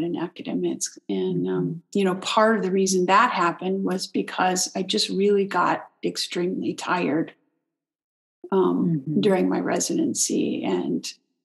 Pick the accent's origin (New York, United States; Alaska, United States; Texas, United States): Texas, United States; I'm in the same hometown. I'm back in my hometown